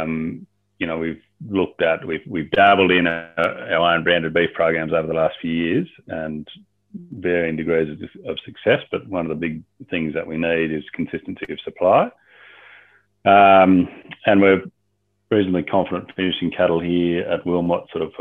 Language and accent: English; Albury, New South Wales, Australia; moved away; also born or lived in Upper Murray / Northern Territory / Canada; I grew up down in Albury, southern New South Wales, on a little hobby farm